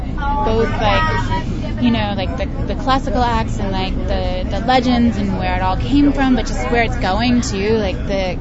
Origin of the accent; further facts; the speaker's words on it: New York City, New York, United States; I'm from New York City. Hi, New York.